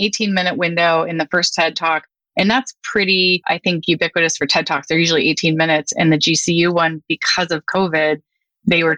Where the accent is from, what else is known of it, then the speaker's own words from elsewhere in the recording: Northern California, United States; moved away as an adult; also born or lived in Philadelphia; I grew up in Northern California